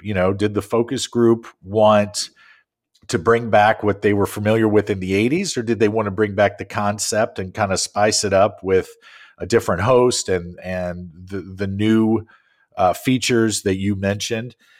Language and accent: English; St. Louis, Missouri, United States; I grew up in Saint Louis